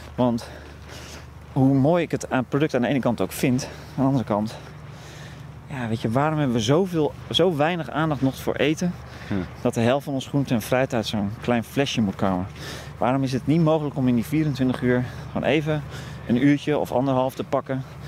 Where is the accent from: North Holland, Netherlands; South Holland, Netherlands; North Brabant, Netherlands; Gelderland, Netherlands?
Gelderland, Netherlands; Veluwe; also born or lived in Wageningen; ik ben opgegroeid op de Veluwe